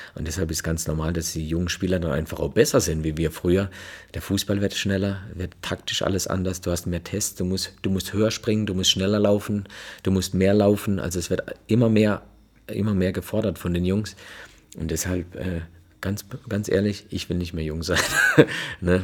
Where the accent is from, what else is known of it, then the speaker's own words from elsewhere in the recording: Freiburg, Baden-Württemberg, Germany; now in Gelsenkirchen, Germany; da mein Herz auch in diesem Verein steckt, weil es einfach meine Heimat ist